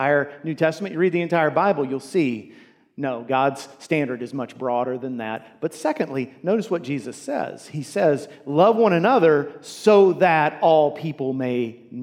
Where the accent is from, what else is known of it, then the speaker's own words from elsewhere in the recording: United States; As American Christians